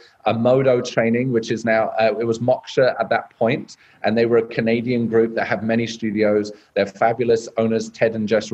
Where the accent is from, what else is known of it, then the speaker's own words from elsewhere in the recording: United Kingdom; moved away as an adult; also born or lived in South Korea / Australia; now in Las Vegas, United States; being British and well spoken